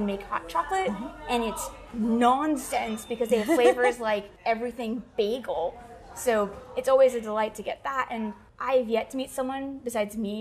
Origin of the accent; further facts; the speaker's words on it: Bellevue, Washington, United States; I grew up in Bellevue